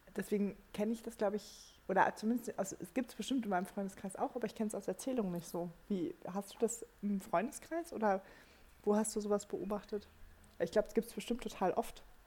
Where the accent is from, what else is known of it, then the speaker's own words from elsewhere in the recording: Germany; bei uns in Deutschland